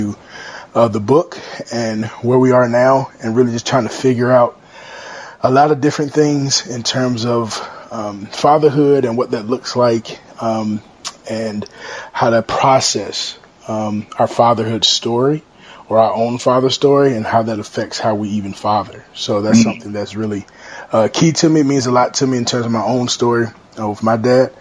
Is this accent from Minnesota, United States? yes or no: no; Chesapeake, Virginia, United States; moved away as an adult; now in Raleigh, United States; I'm originally from Chesapeake, Virginia, but I now reside in Raleigh, North Carolina